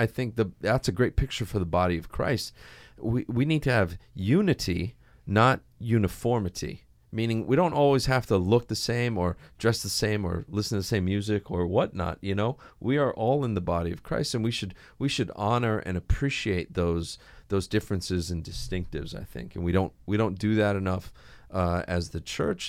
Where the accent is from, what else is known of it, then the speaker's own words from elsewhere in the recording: Hawaii, United States; I grew up here in Hawaii